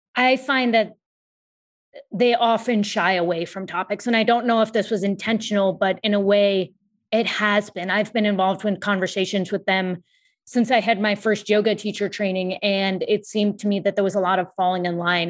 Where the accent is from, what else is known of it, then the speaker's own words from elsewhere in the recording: United States; I am of Indian descent. My parents were born in India and I was born in the U S